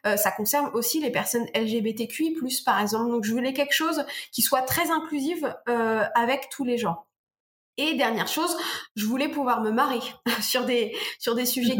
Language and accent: French; Normandy, France; Je suis normande